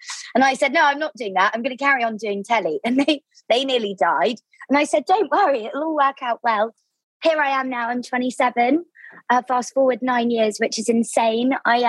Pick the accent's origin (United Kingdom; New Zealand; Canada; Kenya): United Kingdom; Devon, South West England; moved away as an adult; also born or lived in London / Bristol; So I grew up in Devon in the southwest of the UK, which is so beautiful and been a huge inspiration for my new book, I might add. So I grew up there, kind of small town, seaside vibes, and I just had this obsession with living in London.